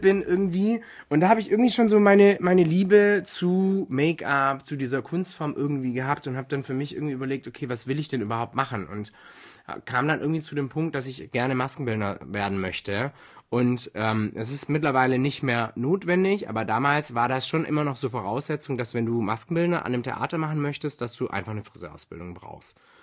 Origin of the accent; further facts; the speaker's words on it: foot of the Swabian Jura, Baden-Württemberg, Germany; komme ursprünglich aus dem Süden von Deutschland. Also ich bin aufgewachsen am Fuße der Schwäbischen Alb